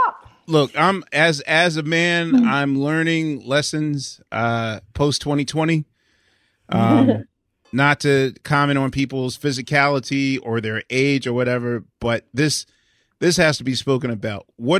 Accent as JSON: {"language": "English", "town": "Philadelphia", "region": "Pennsylvania", "country": "United States", "tie": "born or raised there", "said": "I'm Philadelphian."}